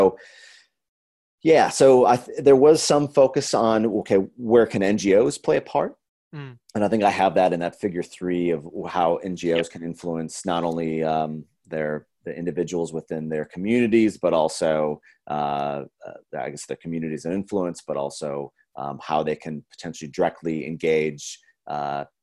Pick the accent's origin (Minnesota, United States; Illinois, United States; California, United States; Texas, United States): Minnesota, United States; Minneapolis; moved away; I'm originally from Minneapolis, Minnesota